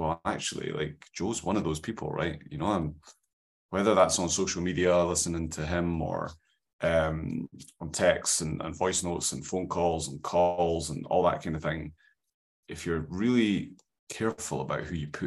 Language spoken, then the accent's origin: English; Scotland, United Kingdom; Got that valley Scottish skin